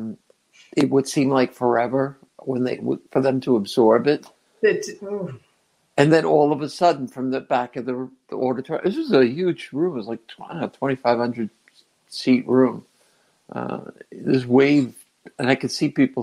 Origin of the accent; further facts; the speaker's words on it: Fairview, New Jersey, United States; also born or lived in Englewood, New Jersey; I was born in Jersey, in North Jersey, in Englewood, and I was raised in Fairview, New Jersey.